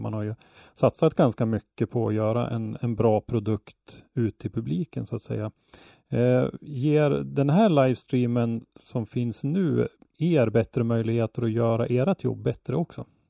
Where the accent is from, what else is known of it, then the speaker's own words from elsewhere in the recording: Ånge, Västernorrland County, Sweden; Jag är ju uppvuxen i Ånge som ligger bara 10 mil från Östersund